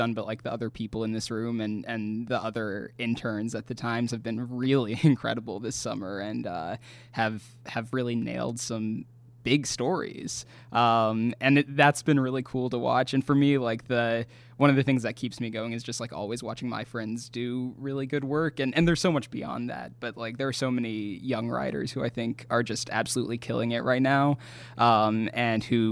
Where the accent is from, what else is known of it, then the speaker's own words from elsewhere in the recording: Knoxville, Tennessee, United States; moved away as an adult; also born or lived in Bloomington, Indiana; now in Florida, United States; I grew up in Knoxville, Tennessee